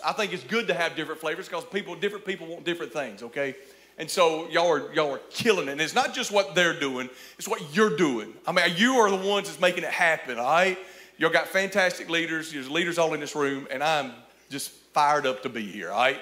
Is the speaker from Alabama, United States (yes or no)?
yes; Cullman, Alabama, United States; I'm from Cullman, Alabama